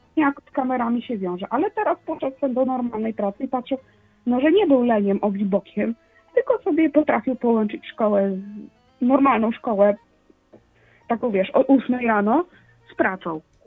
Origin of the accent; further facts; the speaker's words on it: Poland; accent: Polish; czuję się takim polskim, wiesz, y, potato, że mam akcent jakiś do dupy